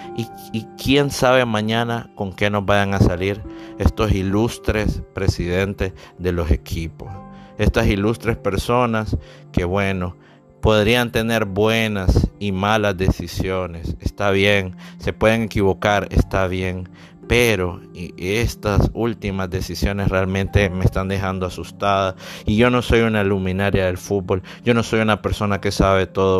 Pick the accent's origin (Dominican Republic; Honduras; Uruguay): Honduras; soy originario de Honduras